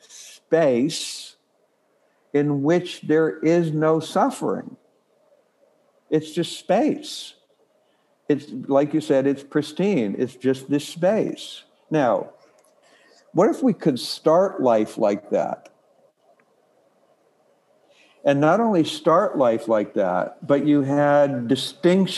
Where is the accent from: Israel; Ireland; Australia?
Ireland; I'm born Irish